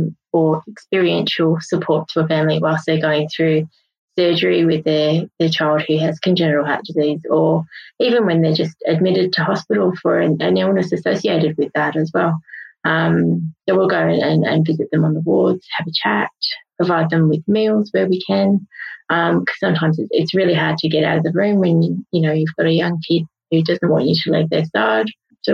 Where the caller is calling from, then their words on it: Perth, Western Australia, Australia; So I'm joining you guys from Perth in Western Australia.